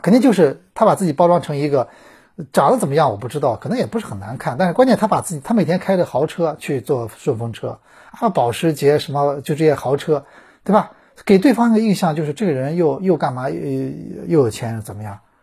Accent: China; 我中国人

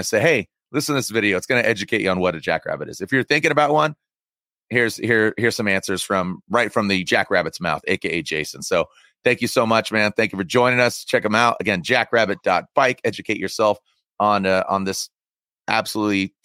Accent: San Diego, California, United States; I grew up in San Diego

